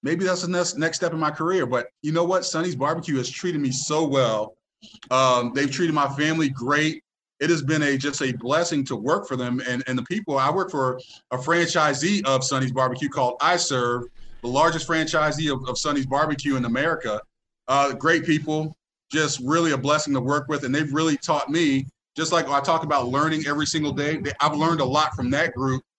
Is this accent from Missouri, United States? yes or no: no; Tampa, Florida, United States; You know I'm from Tampa, so